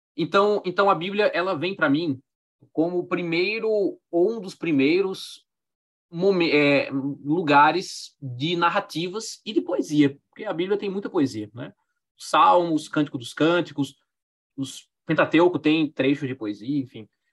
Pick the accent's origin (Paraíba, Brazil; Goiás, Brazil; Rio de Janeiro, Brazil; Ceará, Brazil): Paraíba, Brazil; Campina Grande; das escolas onde eu frequentei, lá em Campina Grande, né, onde eu nasci, na, na Paraíba